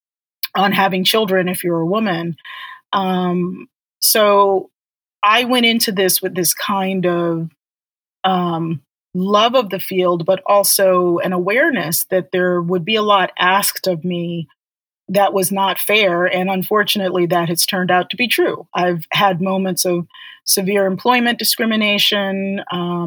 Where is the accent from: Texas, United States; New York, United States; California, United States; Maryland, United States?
Maryland, United States; Baltimore; eventually really growing up in Baltimore